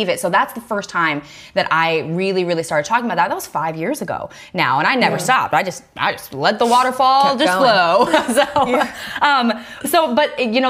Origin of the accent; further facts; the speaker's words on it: the South, United States; I grew up in the South